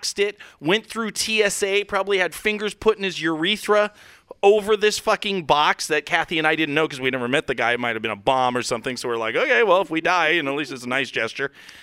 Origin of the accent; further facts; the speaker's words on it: United States; I'm an American